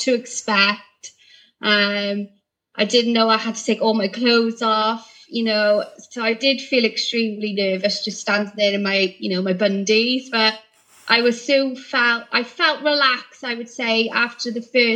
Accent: Barry, Wales, United Kingdom; I'm from Barry, so I live local to the store

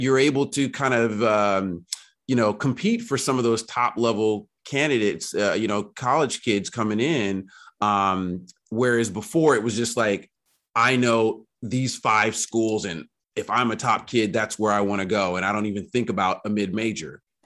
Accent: Berkeley, California, United States; I grew up in Berkeley.

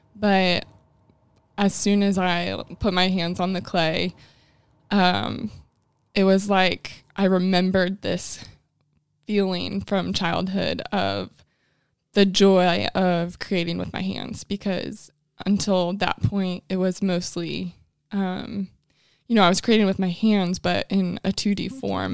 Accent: Illinois, United States; moved away as an adult; now in Huntsville, United States; I am originally from Illinois

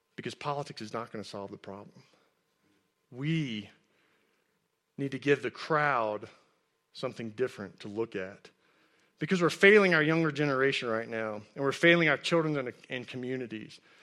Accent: Texas, United States; I grew up in Texas, and I played high school football

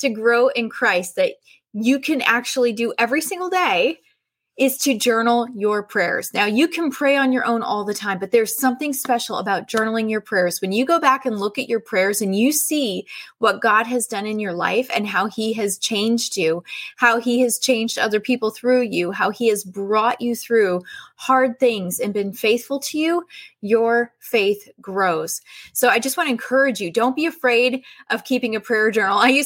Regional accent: San Diego, California, United States; I'm actually from San Diego

